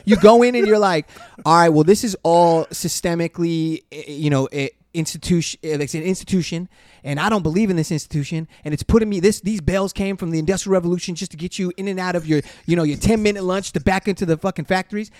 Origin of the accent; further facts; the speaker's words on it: Inglewood, California, United States; growing up in Inglewood